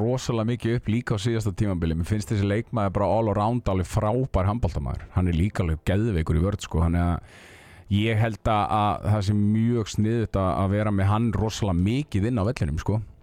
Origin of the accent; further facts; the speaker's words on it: Akureyri, Northeastern Region, Iceland; moved away; ég er frá Akureyri og æfði handbólta og ég fer fyrir göng með rútu á túneringu sem lítið barn